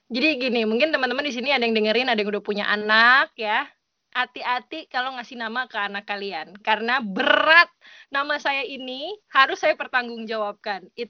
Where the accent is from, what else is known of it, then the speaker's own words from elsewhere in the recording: Java, Indonesia; tapi karena saya orang Jawa saya pernah pernah tahu pernah ngerti kalau itu konsep itu ada udah di Indonesia tuh ada ya, gitu.